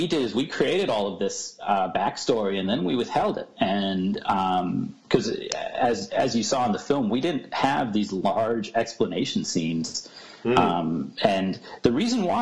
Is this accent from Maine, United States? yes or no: no; Corning, New York, United States; my hometown, which is a small town called Corny, New York